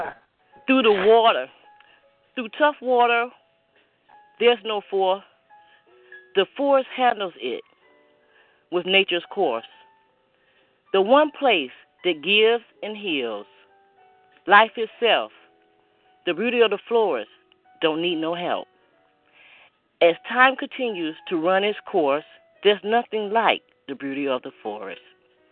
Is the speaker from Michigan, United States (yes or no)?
yes; Michigan, United States; I'm originally from Michigan, which my mom is actually on the line now.